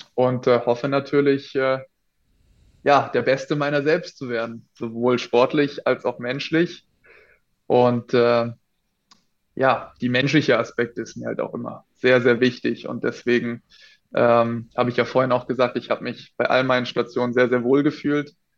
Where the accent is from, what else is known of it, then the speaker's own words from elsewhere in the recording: Plankstadt, Baden-Württemberg, Germany; also born or lived in Schwetzingen / Hamburg / Lemgo; now in Würzburg, Germany; Auf jeden Fall bin ich in Schwetzingen geboren, in Plankstadt aufgewachsen